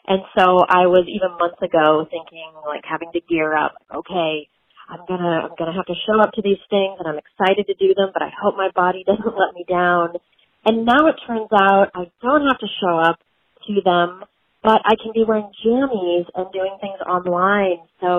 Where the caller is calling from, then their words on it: Laguna Beach, California, United States; I'm calling in from Southern California. I'm near Laguna Beach area.